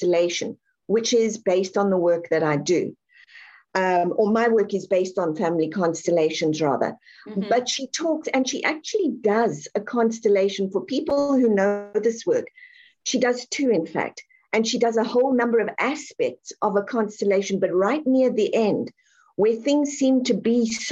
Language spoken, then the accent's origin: English; South Africa; I'm born and raised South African.